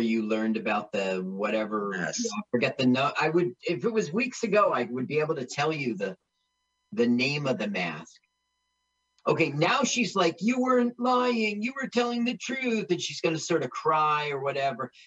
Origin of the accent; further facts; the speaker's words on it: East Orange, New Jersey, United States; I grew up in East Orange